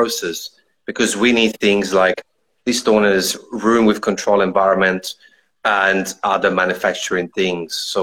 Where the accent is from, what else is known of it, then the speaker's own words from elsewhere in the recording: Italy; moved away as an adult; now in Australia; I'm from Italy originally on the border of Austria, Switzerland, in the Alps, but I've been in Australia now 9 years